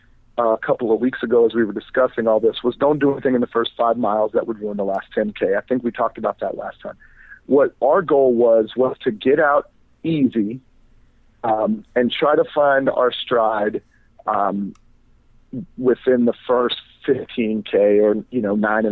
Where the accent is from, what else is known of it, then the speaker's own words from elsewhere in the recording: Fort Lauderdale, Florida, United States; since I'm from Florida